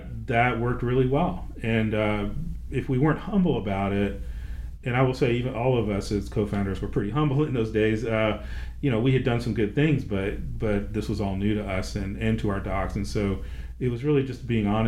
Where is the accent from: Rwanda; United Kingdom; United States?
United States; Nashville, Tennessee; I'm from Nashville